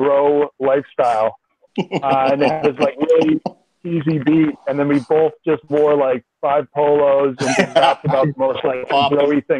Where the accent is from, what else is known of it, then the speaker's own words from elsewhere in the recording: South Shore, Massachusetts, United States; moved away; also born or lived in China; I'm from the South Shore, so I'm like, you know, I know the area pretty well